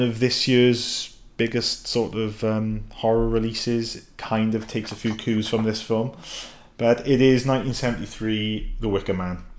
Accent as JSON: {"language": "English", "country": "United Kingdom", "said": "being a Brit"}